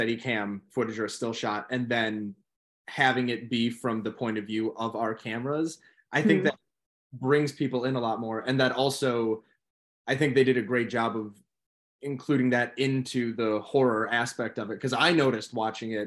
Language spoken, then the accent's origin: English; Detroit, Michigan, United States; now in Chicago, United States; Detroit, my hometown